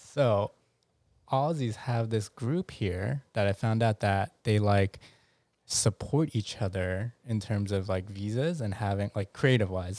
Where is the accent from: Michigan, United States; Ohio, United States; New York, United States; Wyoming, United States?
New York, United States; I'm very New Yorkian